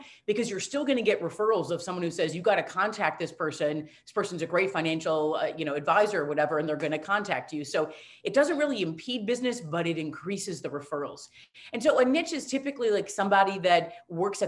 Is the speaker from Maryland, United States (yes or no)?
no; Wisconsin, United States; I'm from Wisconsin